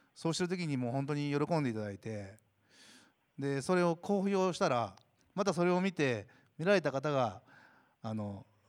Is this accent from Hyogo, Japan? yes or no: yes; Toyooka, Hyogo, Japan; 自分があのちっちゃい頃からここに住んでます